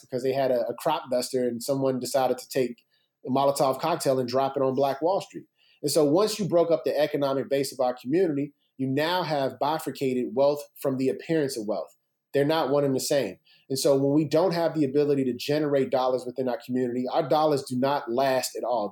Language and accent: English; Chicago, Illinois, United States; growing up in Chicago was amazing.